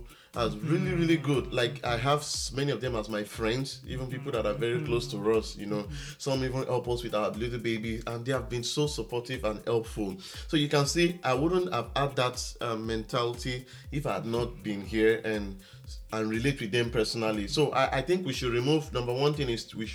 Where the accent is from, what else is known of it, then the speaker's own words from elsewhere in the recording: Ekiti, Nigeria; I'm from Ekiti State in Nigeria